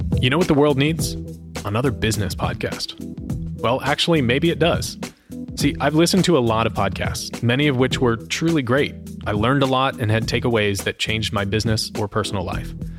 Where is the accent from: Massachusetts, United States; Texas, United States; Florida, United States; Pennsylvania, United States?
Florida, United States; I grew up in Florida